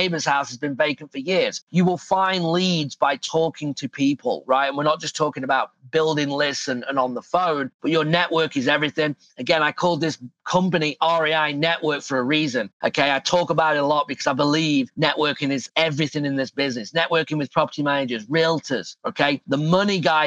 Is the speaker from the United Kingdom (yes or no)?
yes; England, United Kingdom; now in Phoenix, United States; I'm from England